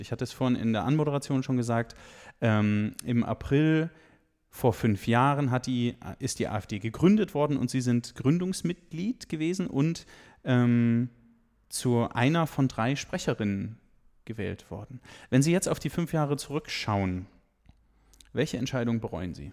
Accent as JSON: {"language": "German", "area": "the West", "region": "western Germany", "country": "Germany", "tie": "born or raised there", "moved": "as an adult", "lives_now": "Saxony, Germany", "said": "Ich bin im Westen geboren und, äh, bin dann sozusagen mit neunzehn nach Sachsen gekommen."}